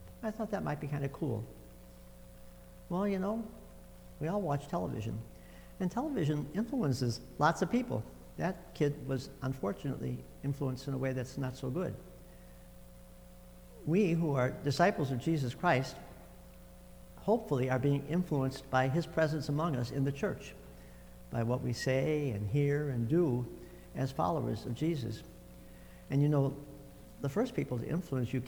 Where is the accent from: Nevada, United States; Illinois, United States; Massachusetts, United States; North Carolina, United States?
Illinois, United States; Chicago; I was raised in Chicago